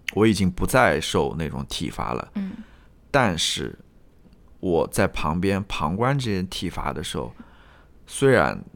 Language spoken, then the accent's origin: Chinese; Jiangsu, China; 东部的，我是来自江苏的